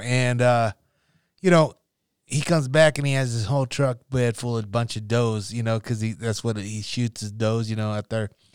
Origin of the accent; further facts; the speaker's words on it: Nebraska, United States; growing up in Nebraska